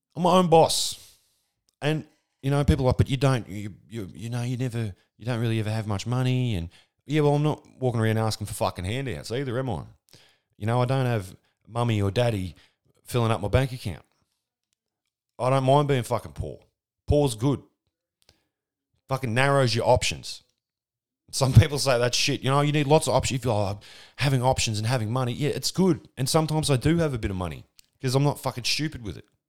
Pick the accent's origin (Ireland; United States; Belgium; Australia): Australia